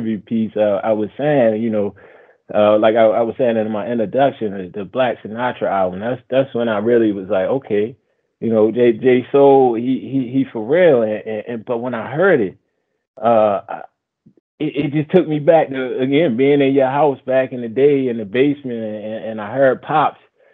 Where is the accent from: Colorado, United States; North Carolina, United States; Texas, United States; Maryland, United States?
Maryland, United States; Baltimore; we from Baltimore